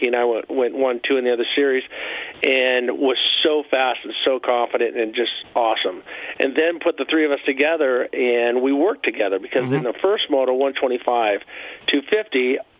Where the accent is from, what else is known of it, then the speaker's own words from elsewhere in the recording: United States; I'm an American, true blue, 100%.